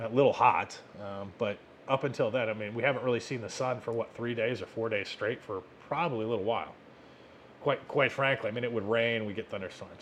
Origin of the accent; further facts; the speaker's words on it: United States; as an American